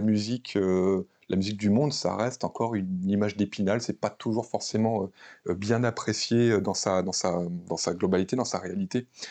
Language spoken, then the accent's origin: French; France; on est, des Occidentaux, on est des, Français